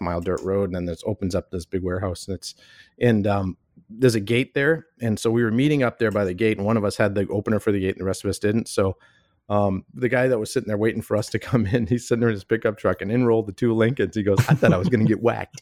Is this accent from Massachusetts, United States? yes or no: yes; Boston, Massachusetts, United States; moved away as an adult; now in Minneapolis, United States; I grew up in Boston, and I came out here to Minneapolis to go to s, college